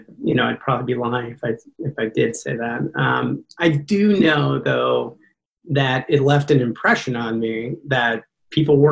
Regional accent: Lincoln, Nebraska, United States; also born or lived in Long Beach, California / South Carolina; my mom came back to Lincoln, Nebraska. And so we lived with my grandma for several years here in Lincoln, Nebraska

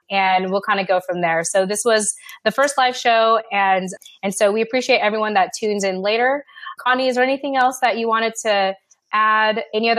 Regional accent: United States; And for me, on the other hand, being raised as an American, I wanted to go up and beyond that.

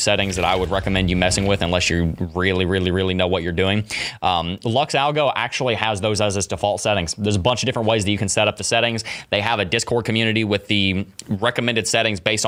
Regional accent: Gatlinburg, Tennessee, United States; also born or lived in Knoxville, Tennessee; I was born in Gatlinburg

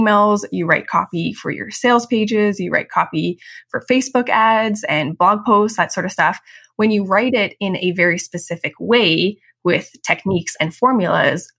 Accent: Calgary, Alberta, Canada; moved away as an adult; also born or lived in Chicago, United States / Vienna, Austria; I grew up in Calgary, Canada

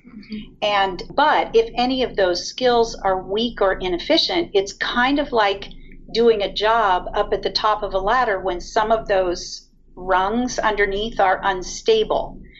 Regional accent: Ventura, California, United States; I grew up in Ventura

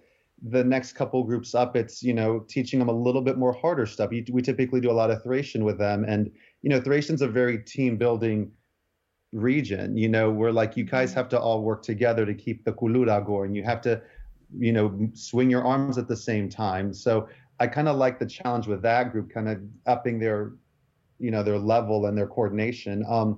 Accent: Chania, Crete, Greece; even though I'm from Hanya, like it was just that one part of Crete.

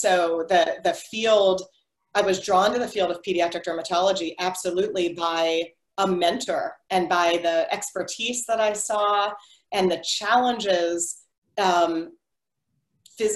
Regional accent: just outside of Pittsburgh, Western Pennsylvania, United States; now in San Francisco, United States; I grew up in Western Pennsylvania, just outside of Pittsburgh

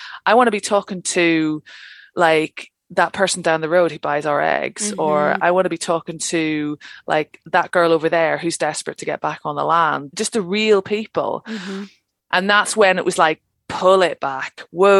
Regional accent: Ireland; as I say, I'm from Ireland, I like to talk.

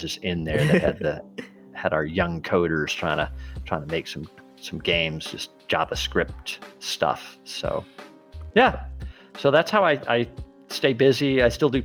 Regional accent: Massachusetts, United States; now in Florida, United States; I'm from Massachusetts

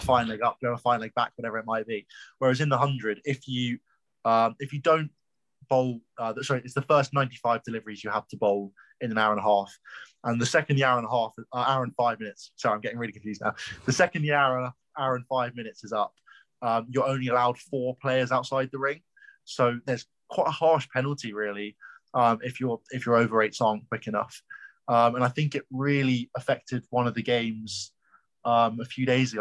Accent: London, United Kingdom; now in Nottingham, United Kingdom; I'm from London

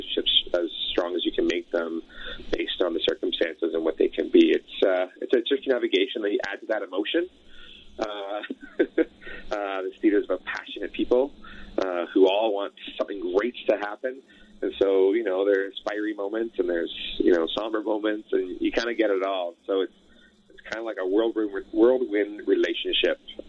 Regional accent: Elliot Lake, Ontario, Canada; also born or lived in Sudbury, Ontario; now in Alberta, Canada; I grew up in Northern Ontario. My family is all from Sudbury, born in Sudbury. raised in Elliott Lake, so just a few hours west of Sudbury there.

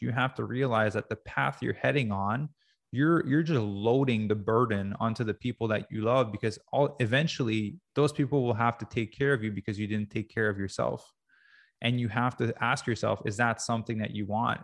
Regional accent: Quebec, Canada; I grew up in Quebec.

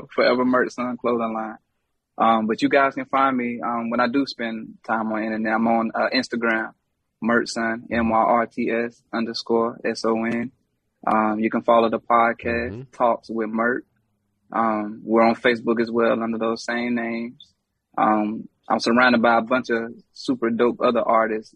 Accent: Charlotte, North Carolina, United States; I'm from Charlotte

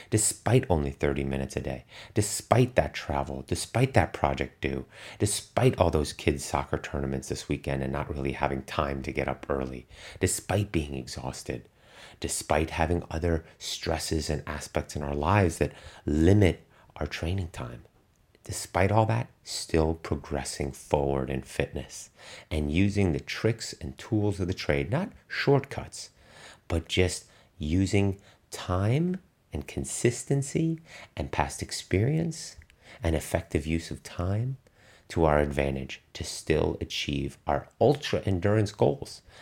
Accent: Germany; English is a second language; athletes that I knew when I was growing up in Germany that be, went on to become elite performers now

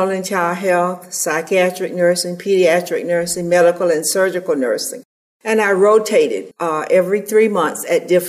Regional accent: Boston, Georgia, United States; moved away as an adult; also born or lived in Tallahassee, Florida; now in Sarasota, United States; I was born and reared in Boston, Georgia.

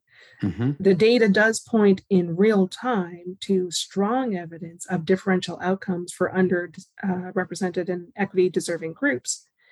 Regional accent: the Maritimes, Canada; I'm from the Maritimes.

